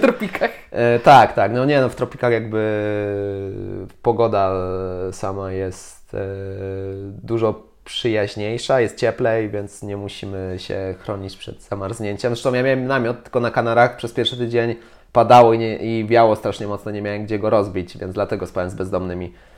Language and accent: Polish; Poland; jestem z Polski